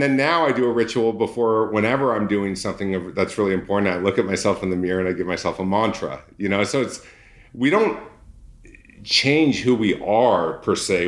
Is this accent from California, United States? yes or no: yes; Orange County, California, United States; my background is I grew up in Orange County